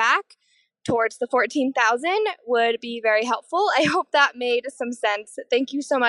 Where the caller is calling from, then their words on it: Salt Lake City, Utah, United States; I'm calling you from Salt Lake City, Utah.